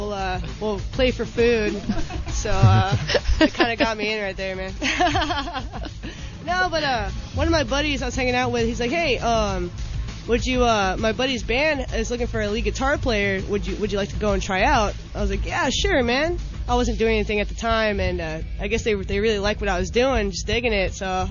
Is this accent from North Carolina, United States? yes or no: no; Corona, California, United States; Born in Riverside, raised in Corona.